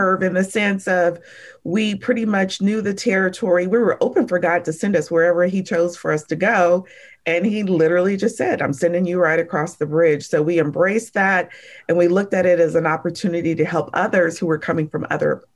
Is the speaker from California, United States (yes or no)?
yes; San Francisco, California, United States; I was born in SoCal, but pretty much a San Francisco Bay Area native